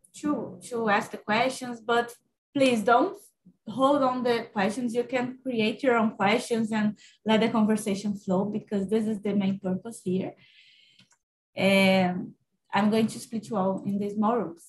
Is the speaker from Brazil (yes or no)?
yes; Minas Gerais, Brazil; English is a second language; now in São Paulo, Brazil; I'm from Minas Gerais, but I'm currently living in São Paulo.